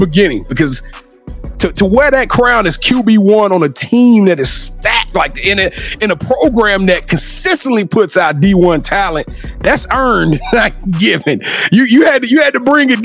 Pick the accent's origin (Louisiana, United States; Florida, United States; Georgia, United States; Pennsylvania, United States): Louisiana, United States; I'm from Louisiana